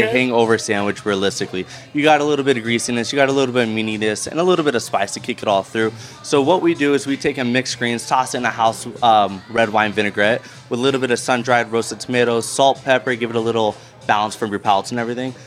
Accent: Colorado, United States; now in Las Vegas, United States; Born and raised Colorado

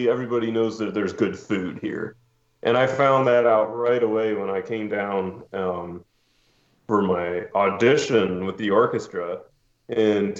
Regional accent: St. Louis, Missouri, United States; moved away as an adult; also born or lived in Nashville, Tennessee / Bloomington, Indiana; now in New Orleans, United States; I grew up in St. Louis, born and raised

